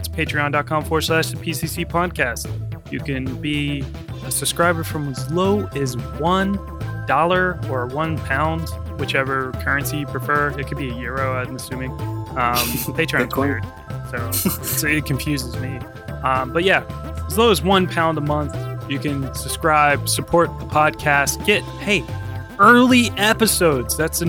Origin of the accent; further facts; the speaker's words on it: the South, United States; I'm from the South. Everything sounds like that.